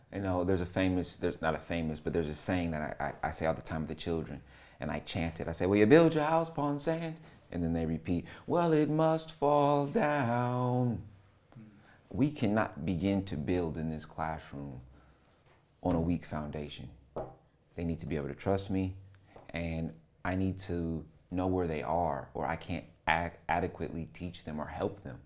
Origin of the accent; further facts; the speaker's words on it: Fort Wayne, Indiana, United States; also born or lived in Lima, Ohio / East Detroit, Michigan; I was born in Lima, Ohio. I moved to Fort Wayne, Indiana when I was two years old.